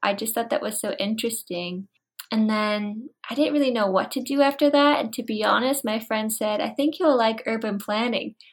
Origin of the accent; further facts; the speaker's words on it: Florida, United States; moved away as an adult; also born or lived in Vancouver; I'm originally from Florida, so I worked in Florida, And then I moved to Vancouver